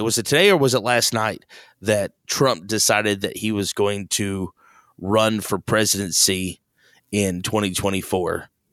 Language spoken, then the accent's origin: English; Missouri, United States; we're from Missouri